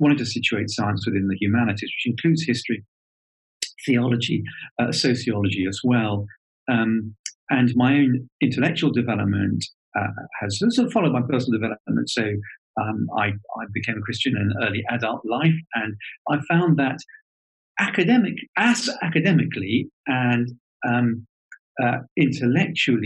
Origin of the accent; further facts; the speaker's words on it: Southern England, United Kingdom; accent: schooled Southern British; that schooled Southern British accent for you, English accent